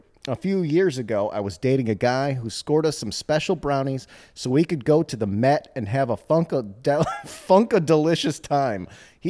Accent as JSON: {"language": "English", "region": "Midwest", "country": "United States", "said": "Welp, I'm from the Midwest"}